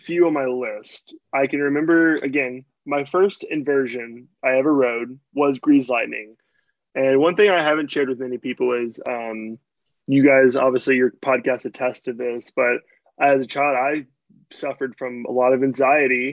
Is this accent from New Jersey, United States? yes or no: no; Louisville, Kentucky, United States; I was born and raised in Louisville, Kentucky